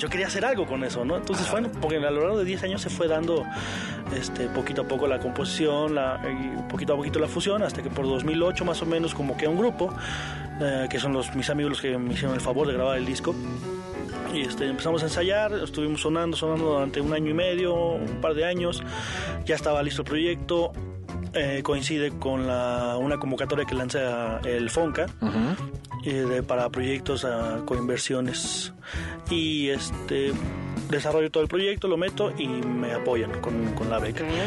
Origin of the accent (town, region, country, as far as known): Mexico